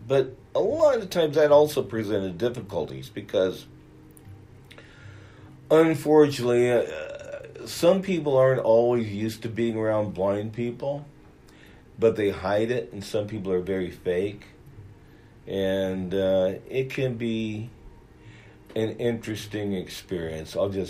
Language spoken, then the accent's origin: English; Pittsburg, California, United States; I grew up in the East Bay area of California in a town called Pittsburgh.